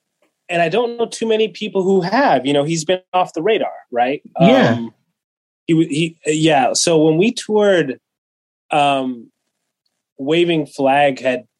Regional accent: Kenya; born there; And long story short, I was born in Kenya.

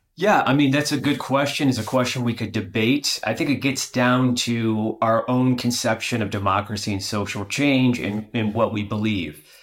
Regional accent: United States; I'm an American

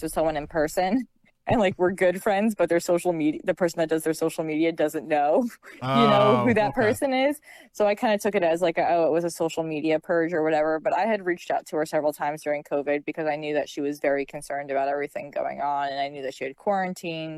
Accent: New Jersey, United States; I'm 100% a Jersey girl. I'm an East Coaster

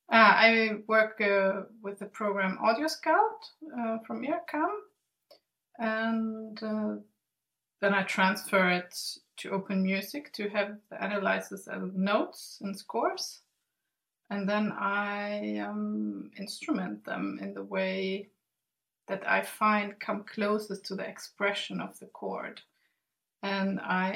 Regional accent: Sweden; English is a second language; also born or lived in Germany; I grew up in Sweden and Germany, and I live on the Swedish island Gotland in the Baltic Sea

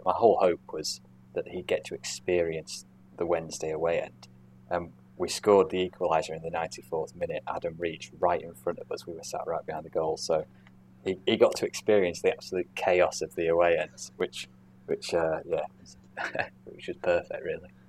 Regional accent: Cheshire, North West England, United Kingdom; growing up in Cheshire

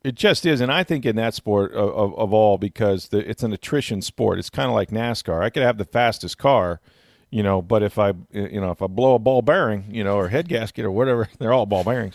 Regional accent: Tampa, Florida, United States; growing up in Tampa

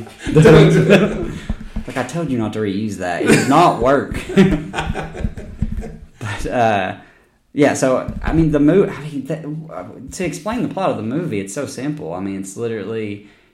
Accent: United States; growing up in America

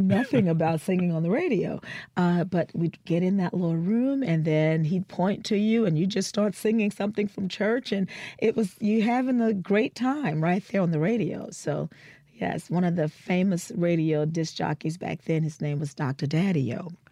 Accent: New Orleans, Louisiana, United States; moved away; So I was born in New Orleans. Um, my parents, uh, my father is from Natchez, Mississippi, and my mother is a New Orleanian, and they met very young in New Orleans, and that's where I was born and raised

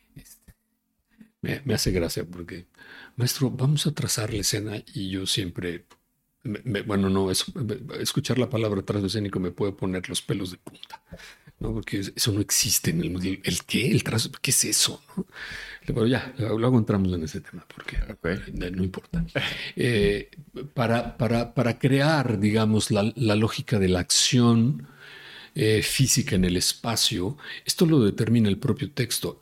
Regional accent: Mexico City, Mexico; Yo soy de la Ciudad de México, yo nací aquí

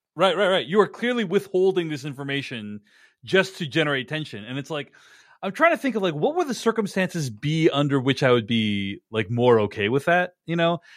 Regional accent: Boston, Massachusetts, United States; I grew up in and around Boston.

